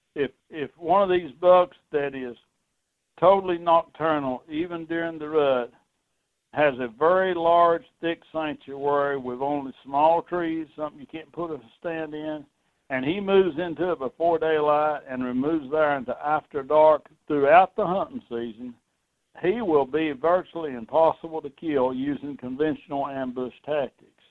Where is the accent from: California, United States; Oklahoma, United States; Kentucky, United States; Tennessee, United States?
Tennessee, United States; my home state of Tennessee